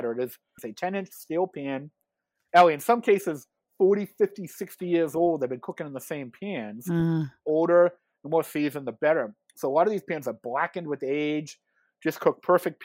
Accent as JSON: {"language": "English", "town": "Quincy", "region": "Massachusetts", "country": "United States", "tie": "born or raised there", "also_born_or_lived": "Whitman", "said": "I grew up in Quincy"}